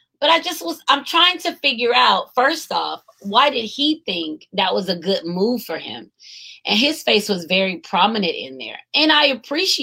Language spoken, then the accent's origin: English; United States